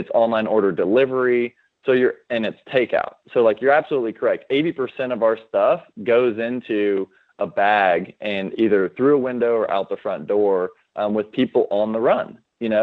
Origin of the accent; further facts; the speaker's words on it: Austin, Texas, United States; now in Dallas, United States; I was born and raised in Austin, Texas